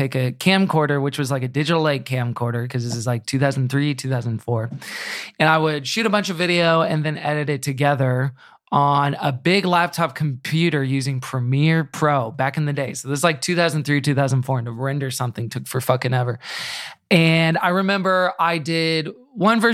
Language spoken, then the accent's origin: English; Houston, Texas, United States; also born or lived in Tulsa, Oklahoma / Austin, Texas; I grew up in Houston, which is, I guess I should say Kingwood, which is the suburbs a little bit